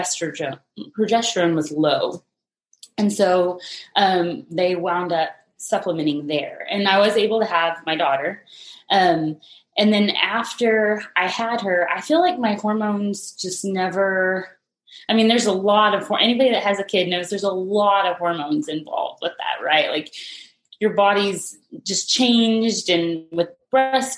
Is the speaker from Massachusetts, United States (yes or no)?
no; Texas Panhandle, United States; moved away as an adult; now in San Antonio, United States; I'm originally from the Texas Panhandle, but I've been in San Antonio for about 8 years.